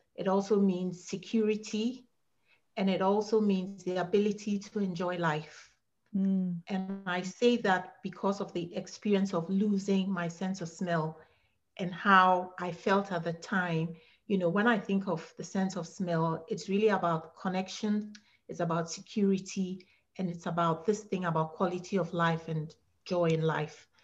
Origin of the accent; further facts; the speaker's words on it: Ghana; moved away as an adult; now in Virginia, United States; I'm from Ghana, West Africa, and I moved to the US in 2012.